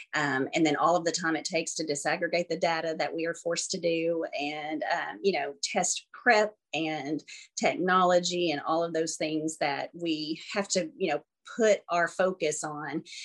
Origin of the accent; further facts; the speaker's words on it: Arkansas, United States; also born or lived in Florida; born and uh, raised here. I was born in Florida actually and lived there for about two months and then came to Arkansas.